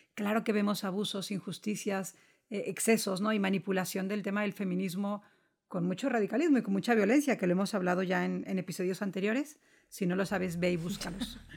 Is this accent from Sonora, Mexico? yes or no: yes; Guaymas, Sonora, Mexico; moved away as an adult; now in Madrid, Spain; soy mexicana, soy de Guaymas, Sonora, del norte de México, y estoy en España, en Madrid, desde hace 10 años.